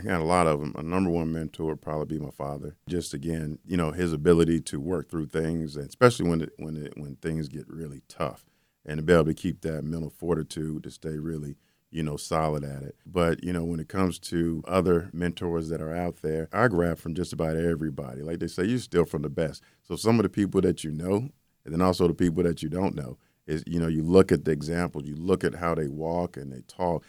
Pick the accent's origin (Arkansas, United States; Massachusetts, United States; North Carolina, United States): North Carolina, United States; Charlotte; Charlotte, which is my hometown, Charlotte, North Carolina.